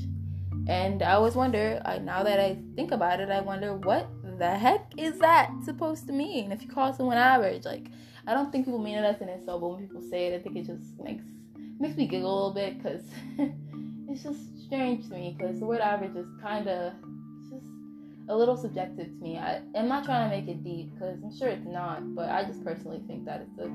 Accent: United States; I'm American

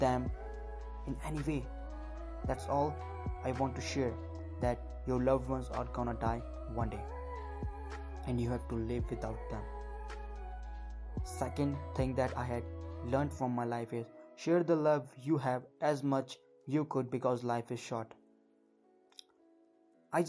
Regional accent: Uttarakhand, India; I am from Uttarakhand, India, and I am right now 18 years old

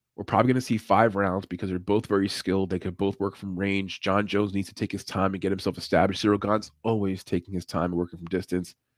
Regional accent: Puerto Rico; I'm Puerto Rican

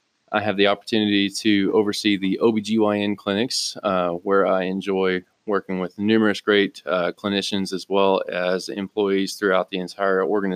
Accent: Vega, Texas, United States; moved away as an adult; now in Abilene, United States; I'm originally from Vega, Texas, a small farming and ranching community west of Amarillo.

